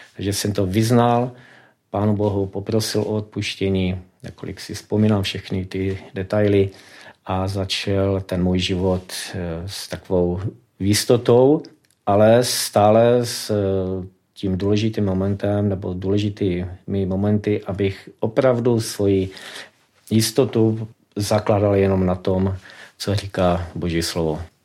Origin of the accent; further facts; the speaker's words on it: Karviná, Moravian-Silesian Region, Czechia; moved away as an adult; now in Vysoké Mýto, Czechia; pocházím z Karviné, žil jsem tam až do svých 43 let, nyní 13 let žiju už ve Vysoké mítě.